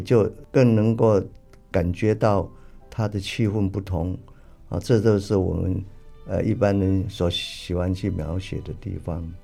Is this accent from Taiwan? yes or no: yes; Tamsui, New Taipei, Taiwan; 我出生在台湾北部的淡水，啊，家里呢可以说是世代都务农